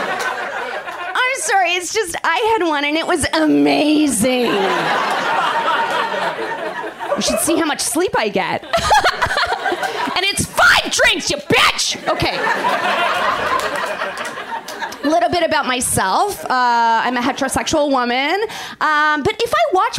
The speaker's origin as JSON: {"language": "English", "country": "Canada", "moved": "yes", "said": "I'm from Canada originally"}